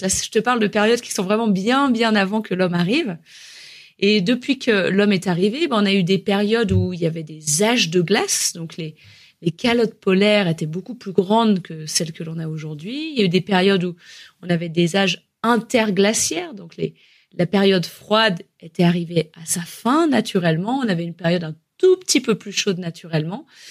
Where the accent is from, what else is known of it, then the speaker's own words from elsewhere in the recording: Haute-Savoie, Auvergne-Rhône-Alpes, France; je suis originaire de Haute-Savoie en France